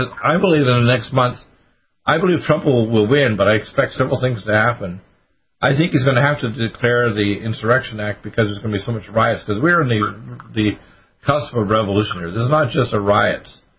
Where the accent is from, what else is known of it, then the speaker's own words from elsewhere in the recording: Canada; also born or lived in Detroit, United States; Right. I was born in Detroit, but I was raised in Canada.